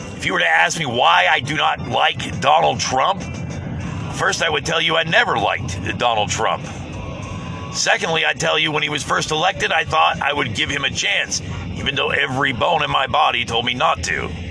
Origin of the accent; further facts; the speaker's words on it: United States; as an American.